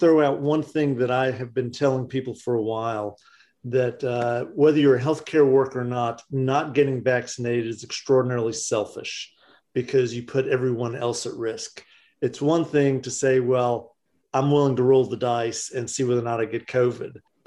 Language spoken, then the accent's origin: English; the South, Southern United States, United States; I'm a Southerner